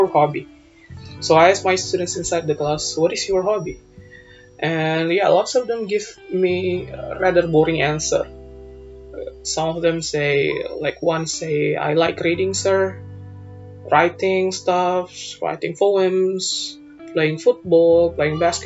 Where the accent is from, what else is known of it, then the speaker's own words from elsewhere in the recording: Indonesia; our national language, Bahasa